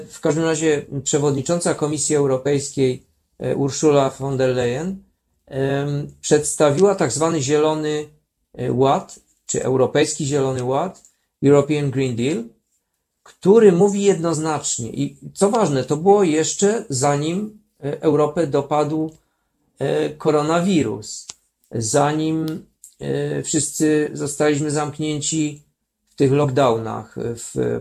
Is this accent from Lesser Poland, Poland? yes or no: yes; Kraków, Lesser Poland, Poland; w moim mieście, bo jestem także urodzonym Krakusem